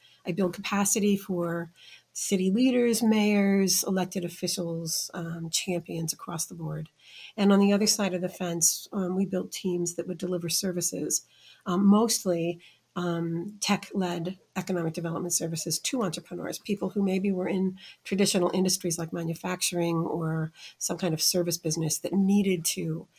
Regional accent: Midwest, United States; now in Des Moines, United States; I live in Des Moines. Born and raised in the Midwest.

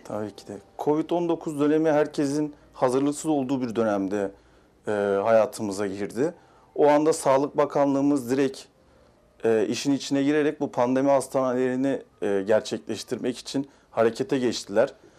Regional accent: Mersin, Turkey; 1987 Mersin doğumluyum

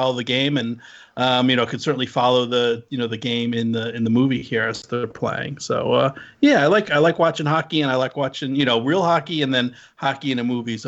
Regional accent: New Jersey, United States; also born or lived in Southern California; my home state team, the New Jersey Devils

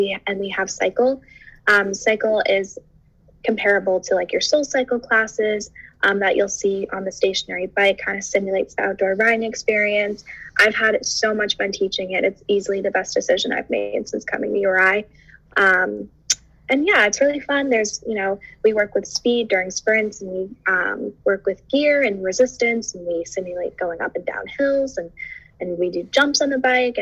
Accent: Massachusetts, United States; I'm from Massachusetts

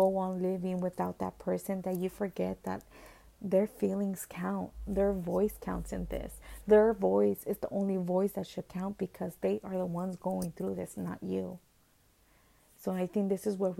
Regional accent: Guatemala; moved away; I'm from Guatemala

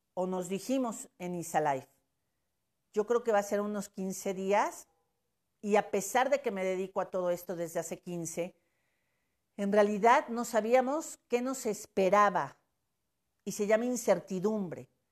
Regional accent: Puebla, Mexico; como mujer, como poblana y como mexicana

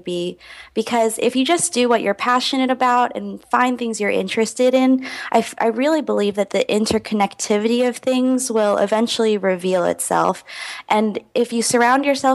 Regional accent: Houston, Texas, United States; I grew up in Houston, Texas

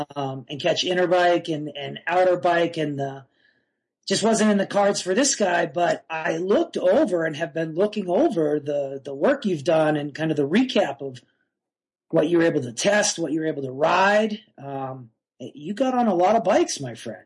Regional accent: North Shore of Massachusetts, United States; moved away as an adult; also born or lived in Boston, Massachusetts; now in Durango, United States; I was born in Boston in the 70s. I grew up on the North Shore of Massachusetts uh, until I drifted west in the mid 90s um, for college.

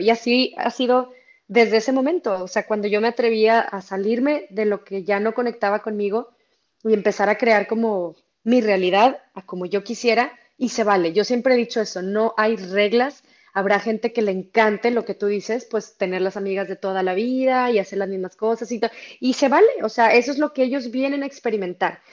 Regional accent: Monterrey, Nuevo León, Mexico; siendo regia

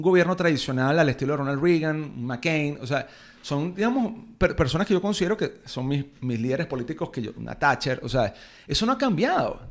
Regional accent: Venezuela; yo soñaba en algún momento con ser algún notable en mi país

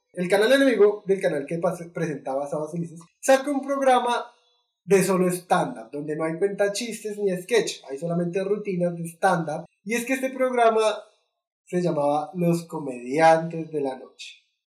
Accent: Colombia; nosotros como colombianos

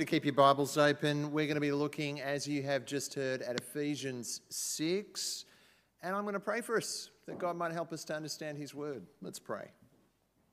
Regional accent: Queensland, Australia; I come from Queensland

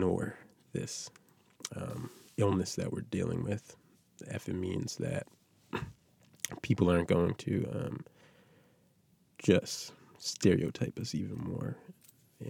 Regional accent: North Preston, Nova Scotia, Canada; I'm from North Preston.

